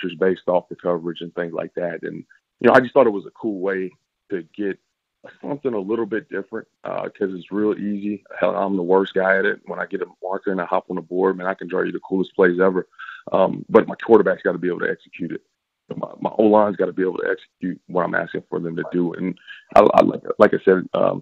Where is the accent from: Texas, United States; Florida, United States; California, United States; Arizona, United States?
Texas, United States; Fort Worth; I'm originally from Fort Worth.